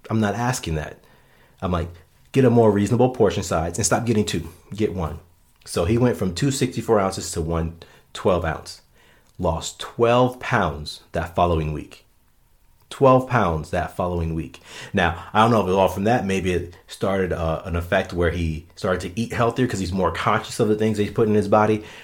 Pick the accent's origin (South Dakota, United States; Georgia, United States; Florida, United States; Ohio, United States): Florida, United States; now in Minnesota, United States; Hey, I came from Florida to Minnesota and met more people that played sand volleyball in Minnesota than I knew in Florida.